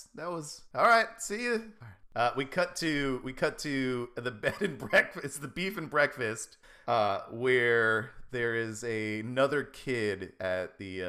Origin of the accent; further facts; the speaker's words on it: Seattle, Washington, United States; We're from Seattle. We don't see kids like this all the time rhyming, so.